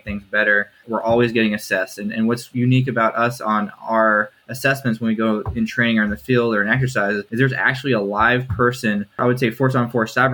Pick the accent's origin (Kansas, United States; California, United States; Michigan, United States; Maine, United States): Kansas, United States; Kansas City; born there; also born or lived in Oregon / Maryland; I was born in Kansas City, Kansas, and I've lived split between Kansas City, Oregon, and Maryland before I joined the military.